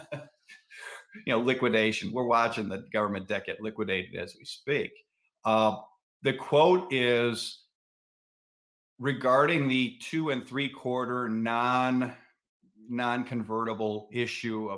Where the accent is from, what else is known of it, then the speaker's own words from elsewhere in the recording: Cleveland, Ohio, United States; I'm from Cleveland